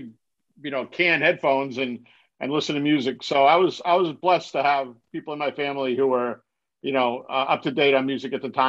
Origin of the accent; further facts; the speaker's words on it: New Bedford, Massachusetts, United States; Well, I grew up in New Bedford, Massachusetts, which is a city of about 100,000 people right before you get to Cape Cod.